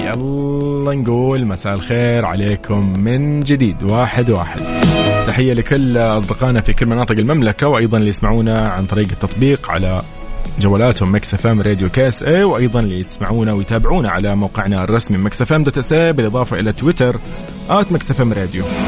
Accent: Sudan; now in Saudi Arabia; من السودان

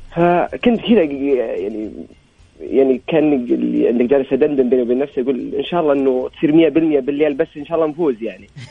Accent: Saudi Arabia; عندنا في الرياض

